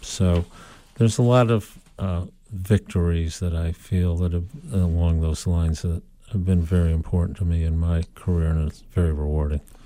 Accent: Cleveland, Ohio, United States; I went to Case Western Reserve in my hometown in Cleveland, Ohio

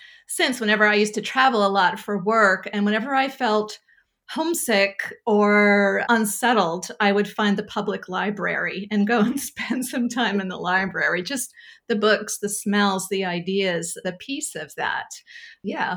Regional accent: Sanford, Maine, United States; I grew up in Springvale, which is a village in Sanford

